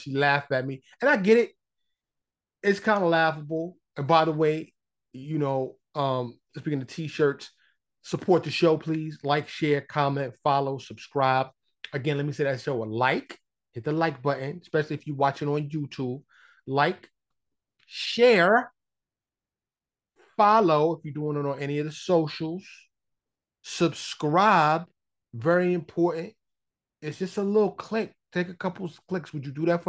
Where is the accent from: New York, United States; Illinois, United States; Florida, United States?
New York, United States; now in Dallas, United States; I'm from New York, but I'm living here in Texas, suburb of Dallas